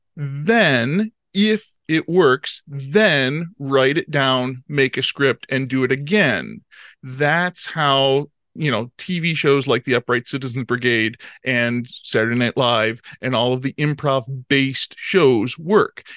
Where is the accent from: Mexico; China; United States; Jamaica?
United States; Chicago, Illinois; growing up in Chicago